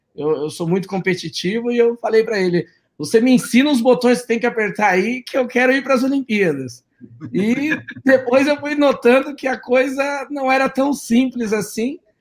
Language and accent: Portuguese; São Paulo, Brazil; Eu nasci aqui em São Paulo, mesmo capital, mas os meus pais são do interior de São Paulo, da região de Marília